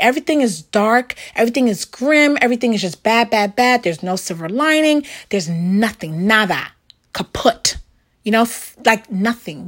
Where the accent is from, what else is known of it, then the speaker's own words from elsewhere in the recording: New York, United States; I grew up in the very, very Lower East Side.